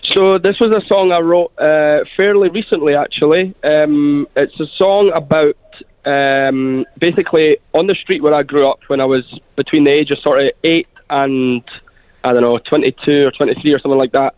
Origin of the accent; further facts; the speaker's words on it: Scotland, United Kingdom; moved away as an adult; now in Dubai, United Arab Emirates; I grew up in Scotland, uh, just in a sort of a little estate in Scotland with my mum and my sister